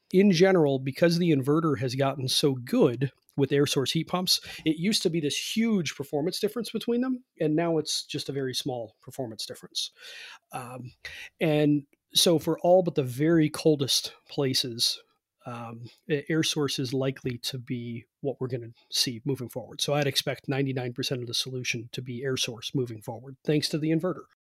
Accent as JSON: {"language": "English", "town": "Cleveland", "region": "Ohio", "country": "United States", "moved": "yes", "lives_now": "West Virginia, United States", "said": "I'm from Cleveland, happen to be living in West Virginia now, but I'm from Cleveland, which is a cold climate."}